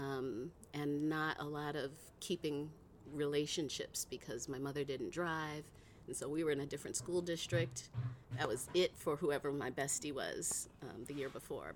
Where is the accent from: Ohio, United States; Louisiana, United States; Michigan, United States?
Ohio, United States; Cleveland; moved away as an adult; also born or lived in California; now in Oakland, United States; I was born and raised in Cleveland, Ohio